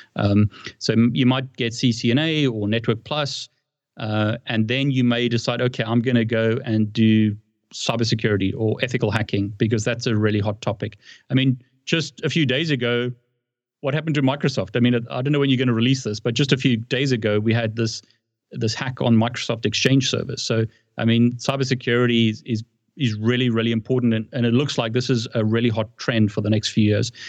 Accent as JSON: {"language": "English", "country": "South Africa", "moved": "as an adult", "lives_now": "United Kingdom", "said": "I live in the UK and I've lived in the UK for a long time, but I'm originally from South Africa"}